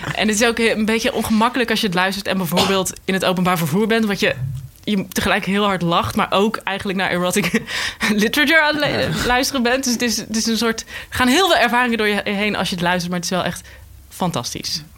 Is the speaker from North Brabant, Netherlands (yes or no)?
yes; North Brabant, Netherlands; accent: Brabantse; Ik kom zelf uit Brabant